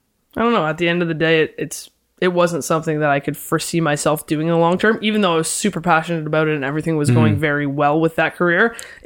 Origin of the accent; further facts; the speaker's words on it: London, Ontario, Canada; moved away as an adult; now in Toronto, Canada; Born and raised in London. And then I moved to Toronto